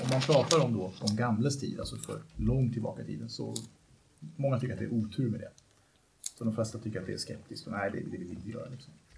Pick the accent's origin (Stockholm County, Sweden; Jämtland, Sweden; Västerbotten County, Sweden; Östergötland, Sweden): Stockholm County, Sweden; Vallentuna; jag kommer från Vallentuna från början